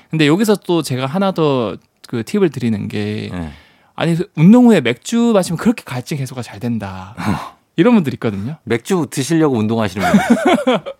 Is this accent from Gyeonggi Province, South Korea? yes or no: no; Busan, South Korea; 제가 이제 고향이 부산인데